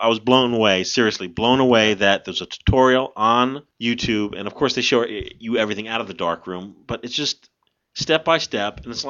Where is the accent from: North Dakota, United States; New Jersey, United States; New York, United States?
New Jersey, United States; we are from New Jersey